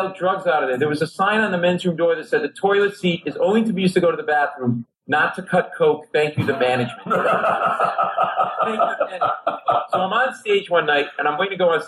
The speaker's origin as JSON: {"language": "English", "region": "Rhode Island", "country": "United States", "tie": "born or raised there", "also_born_or_lived": "Providence, Rhode Island", "moved": "yes", "said": "I grew up Italian family in Rhode Island"}